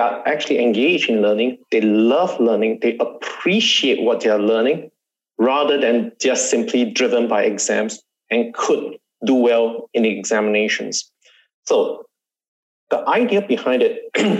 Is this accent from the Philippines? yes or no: no; Singapore; I'm Singaporean